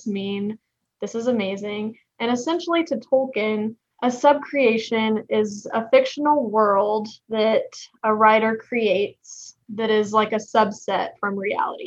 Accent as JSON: {"language": "English", "region": "Texas", "country": "United States", "accent": "hick", "said": "I am a Texan. You can probably tell from my hick accent"}